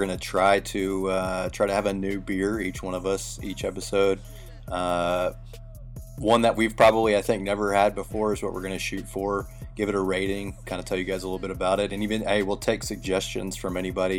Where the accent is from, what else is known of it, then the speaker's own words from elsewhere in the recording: Memphis, Tennessee, United States; born and raised in Memphis, 32 years now